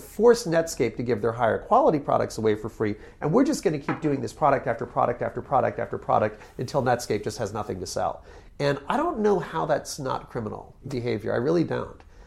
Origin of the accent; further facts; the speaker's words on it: Connecticut, United States; moved away; also born or lived in New York City / California; I grew up in Connecticut